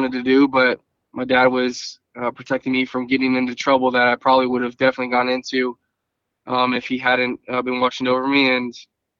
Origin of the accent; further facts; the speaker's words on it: Thousand Oaks, California, United States; I was born in Thousand Oaks, California. My parents specifically chose to raise me in that area